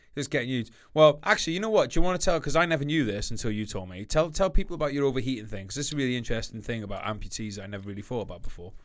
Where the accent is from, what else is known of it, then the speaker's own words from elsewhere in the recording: United Kingdom; We're Brit, we're Great Britain.